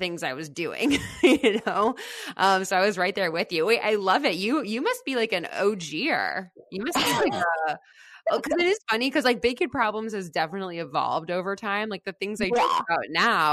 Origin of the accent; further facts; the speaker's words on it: Fort Lauderdale, Florida, United States; moved away as an adult; now in New York, United States; I grew up in Fort Lauderdale